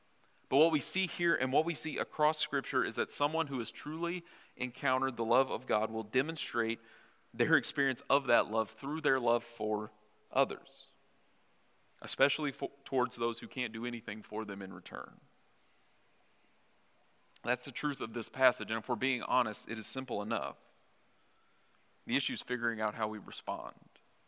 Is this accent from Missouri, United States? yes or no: yes; Missouri, United States; now in Minnesota, United States; I haven't tried to sound less like I'm from Missouri, but the longer I don't live in Missouri, I can't help but sound different, if that makes sense.